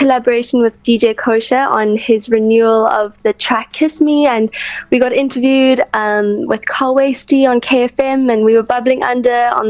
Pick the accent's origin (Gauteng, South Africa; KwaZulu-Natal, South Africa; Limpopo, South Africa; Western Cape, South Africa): Western Cape, South Africa; Plettenberg Bay; I grew up in Plett, born and raised